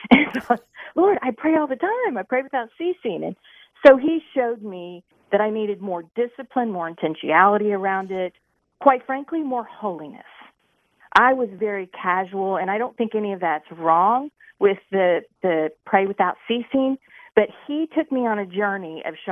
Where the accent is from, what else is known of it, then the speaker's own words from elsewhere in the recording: Indianapolis, Indiana, United States; I was raised in Indianapolis area